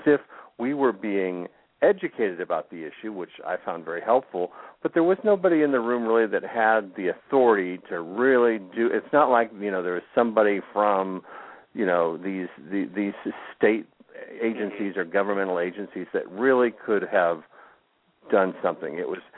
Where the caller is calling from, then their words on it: Florida, United States; calling from South Florida.